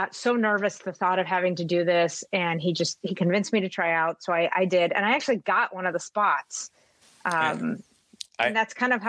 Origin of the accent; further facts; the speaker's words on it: WKBN's area, Ohio, United States; moved away as an adult; now in Minnesota, United States; my hometown, and I guess I just thought I would grow up and live there forever